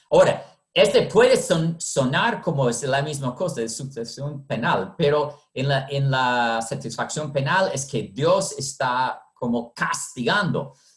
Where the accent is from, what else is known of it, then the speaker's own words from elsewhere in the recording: United States; moved away as an adult; also born or lived in Honduras; soy de los Estados Unidos